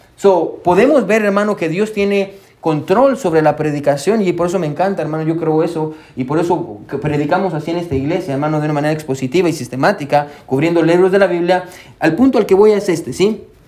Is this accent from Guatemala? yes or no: yes; Guatemala; now in United States; yo soy de Guatemala